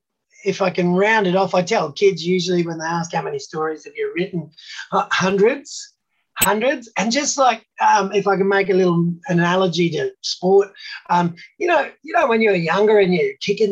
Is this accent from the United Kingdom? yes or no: no; Australia; Love being Australian just like I do.